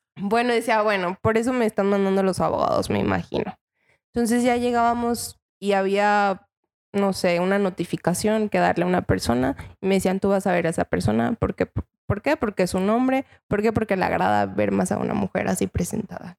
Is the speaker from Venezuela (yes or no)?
no; Mexico; Yo soy de Cotlán me fui a Cotlán